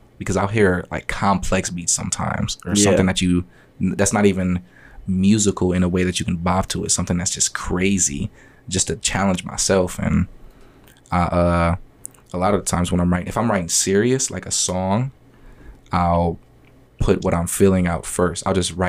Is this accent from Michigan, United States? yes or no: yes; Kalamazoo, Michigan, United States; also born or lived in Benton Harbor, Michigan / St. Joseph, Michigan / Grand Rapids, Michigan; I was raised in Kalamazoo